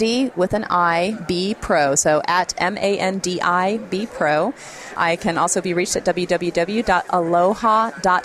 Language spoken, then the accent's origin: English; Jacksonville, Florida, United States; I'm this girl from Jacksonville.